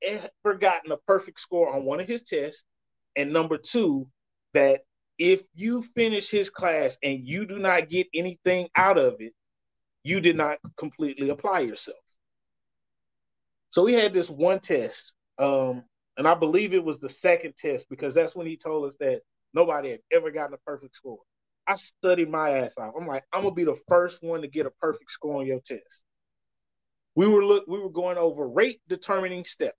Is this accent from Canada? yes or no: no; Dallas, Texas, United States; also born or lived in Garland, Texas / Florida; I grew up in Oak Cliff. I just moved away for a little bit and came back